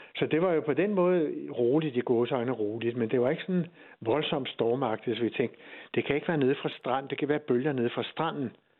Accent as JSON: {"language": "Danish", "town": "Hirtshals", "region": "North Denmark Region", "country": "Denmark", "said": "jeg er fra Hirtshals"}